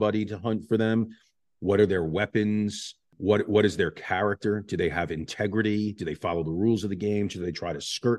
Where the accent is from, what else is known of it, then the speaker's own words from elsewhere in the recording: New York, United States; I'm from New York.